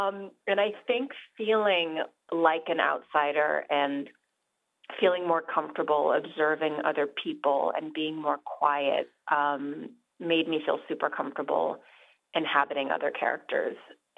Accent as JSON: {"language": "English", "region": "New York", "country": "United States", "tie": "born or raised there", "also_born_or_lived": "London / Rio de Janeiro", "said": "Yeah, I think I grew up in New York and then London and then Rio, and then we moved back to New York."}